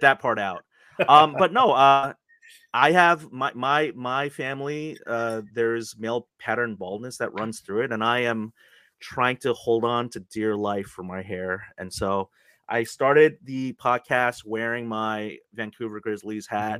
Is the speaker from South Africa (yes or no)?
no; South Korea; moved away; I was actually born in Korea